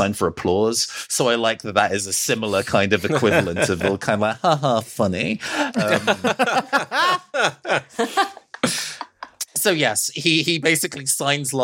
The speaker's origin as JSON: {"language": "English", "country": "United Kingdom", "said": "I'm British"}